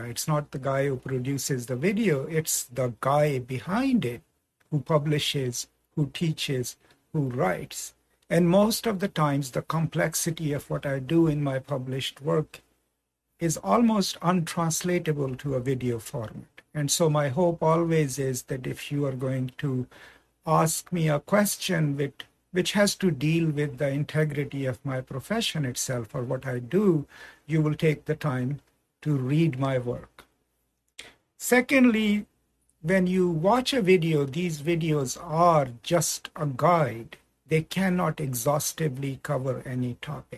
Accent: Pakistan; moved away; also born or lived in United States; I'm originally from Pakistan

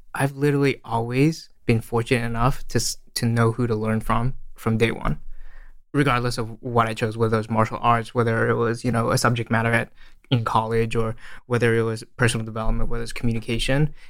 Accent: Australia; moved away as an adult; also born or lived in Malaysia; now in San Francisco, United States; I was born in Malaysia and I uh, grew up in Australia.

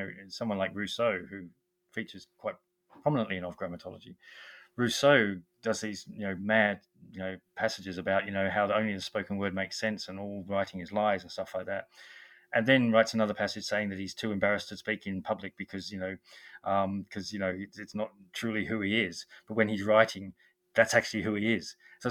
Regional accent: Australia; now in England, United Kingdom; I'm Australian, I live in England

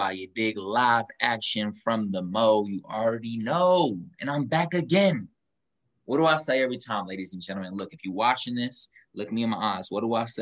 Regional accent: Kansas City, United States; accent: a little country twang; also born or lived in Los Angeles; I'm from Kansas City

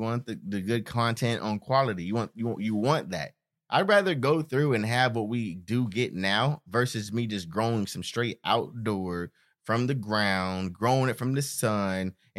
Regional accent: Stockton, California, United States; Because we're from Stockton.

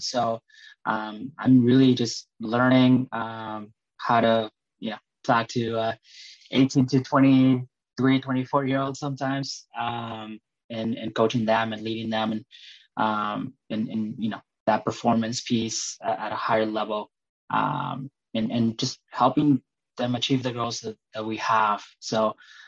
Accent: Northfield, Minnesota, United States; also born or lived in Colorado; I grew up in Minnesota, Northfield, Minnesota.

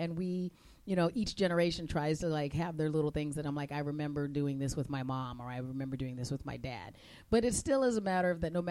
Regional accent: Arizona, United States; now in Minnesota, United States; Since I grew up in Arizona

